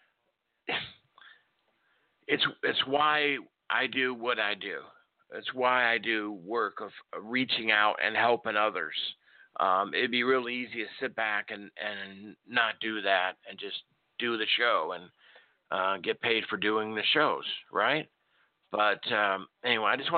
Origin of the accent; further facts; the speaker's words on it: Nebraska, United States; moved away; also born or lived in Chicago, Illinois; I lived up in the north. I grew up in Nebraska, raised, born in Chicago.